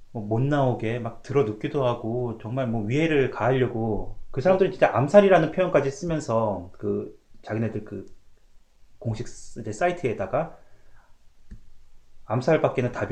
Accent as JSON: {"language": "Korean", "country": "South Korea", "tie": "born or raised there", "moved": "yes", "lives_now": "Canada"}